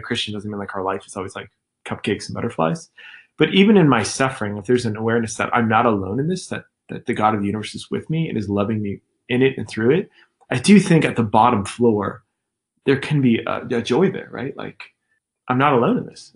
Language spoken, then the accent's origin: English; Scottsdale, Arizona, United States; first language English; I'm from South Scottsdale